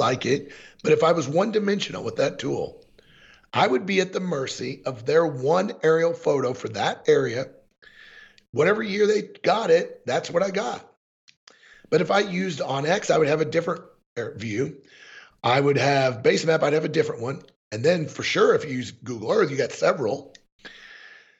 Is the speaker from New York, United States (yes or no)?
no; Springfield, Missouri, United States; moved away as an adult; also born or lived in Columbia, Missouri; now in Montana, United States; most of my life I was in Columbia, Missouri, but I grew up in Springfield